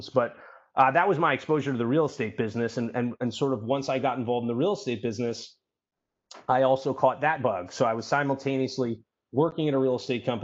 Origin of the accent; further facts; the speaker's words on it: New York City, New York, United States; I'm born and raised in New York City.